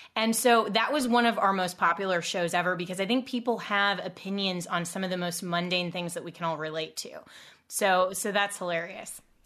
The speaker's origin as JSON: {"language": "English", "region": "Colorado", "country": "United States", "tie": "born or raised there", "said": "my home state of Colorado"}